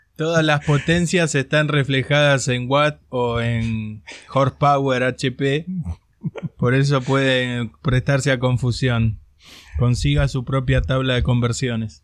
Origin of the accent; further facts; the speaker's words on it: Buenos Aires, Argentina; yo soy de la General Paz para acá